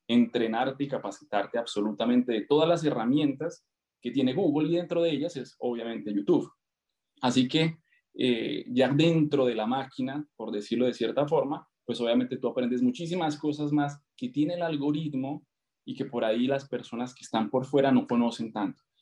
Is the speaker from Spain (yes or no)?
no; Colombia; also born or lived in Argentina; now in Brazil; soy colombiano, viví eh, ocho años en Argentina